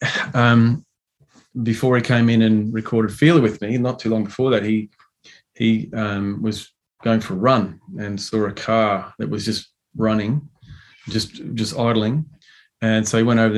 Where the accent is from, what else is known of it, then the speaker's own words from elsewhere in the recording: Chinchilla, Queensland, Australia; He's from my hometown, Chichilla